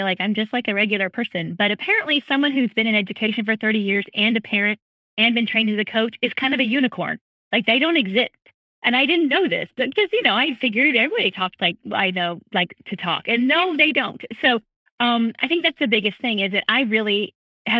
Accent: California, United States; now in Charleston, United States; I grew up in California

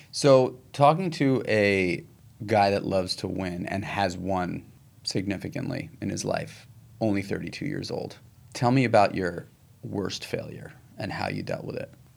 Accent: New York City, New York, United States; I grew up in New York City

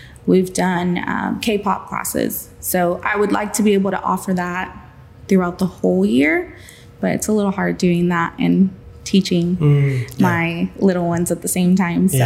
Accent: Pearsall, Texas, United States; My hometown, I grew up here.

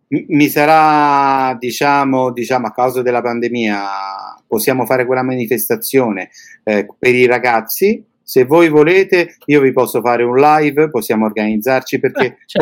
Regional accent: Italy; moved away as an adult; now in Bulgaria; sono un italiano che è partito da tanti anni. Però non mi sono mai dimenticato e non mi dimenticherò mai la mia terra

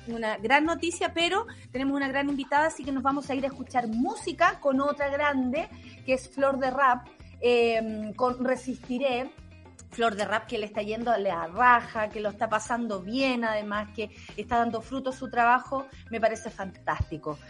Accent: Chile

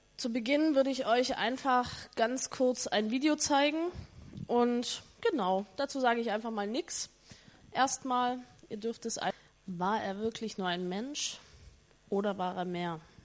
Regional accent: East Germany, Germany; ich komme aus Ostdeutschland ehemals, also nee, Ostdeutschland ist immer noch Ostdeutschland, aber aus der ehemaligen DDR

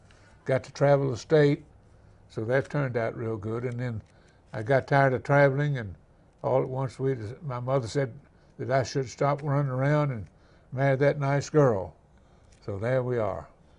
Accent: Nashville, Tennessee, United States; now in Franklin, United States; I'm from Nashville and went to Cumberland High School there in Nashville

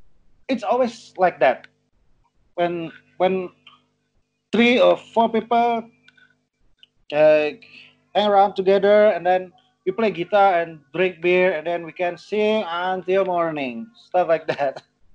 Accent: North Sumatra, Indonesia; English is a second language; So it's like habit for because like my culture, I'm from Batak and my mother is from Ambon.

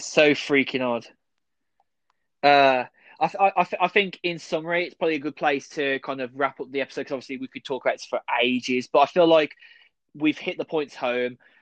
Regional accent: United Kingdom; we're British

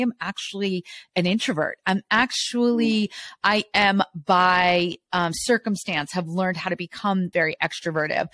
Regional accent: New Jersey, United States; I grew up in New Jersey. I'm Jersey. I am all Jersey. And you'll hear it come out, especially when I'm all fired up

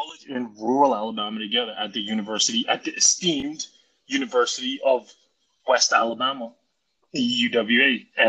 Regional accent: Bahamas; moved away; I'm from the Bahamas, and I am a failed basketball player turned stay-at-home dad.

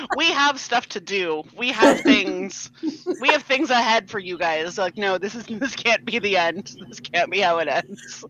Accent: San Jose, California, United States; my hometown, San Jose

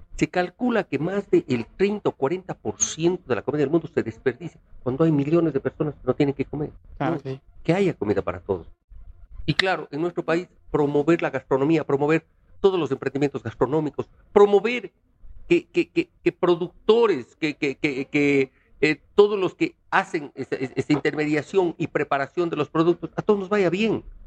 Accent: Cuenca, Azuay, Ecuador; now in Quito, Ecuador; soy cuencano, soy ecuatoriano, quiero esta hermosa ciudad de Quito porque soy cuencano de nacimiento quiteño de corazón

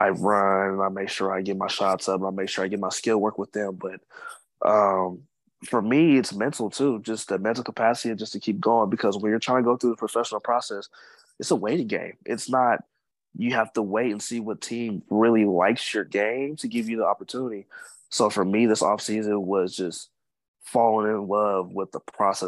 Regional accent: United States; also born or lived in Sacramento, United States / Wyoming, United States / San Marcos, United States; being an American

